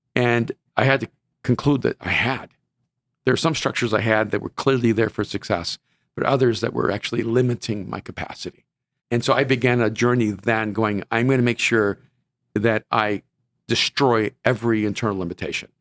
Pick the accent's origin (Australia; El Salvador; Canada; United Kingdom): El Salvador; now in Los Angeles, United States; I'm from El Salvador, and I wanna help people who came from my background